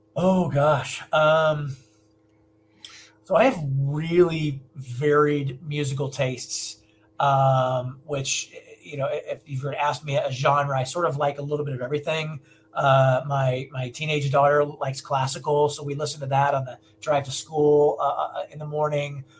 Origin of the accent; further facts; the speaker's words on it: Omaha, Nebraska, United States; moved away as an adult; now in Los Angeles, United States; I'm from Nebraska originally